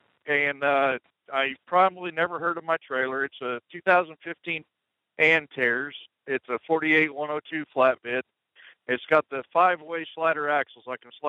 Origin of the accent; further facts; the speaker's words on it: Alberta, Canada; The southern part, the Oklahoma part.